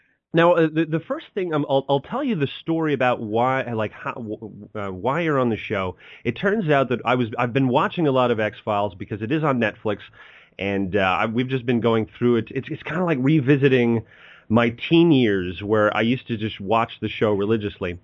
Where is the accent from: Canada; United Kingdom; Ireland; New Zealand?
Canada; we're both Canadian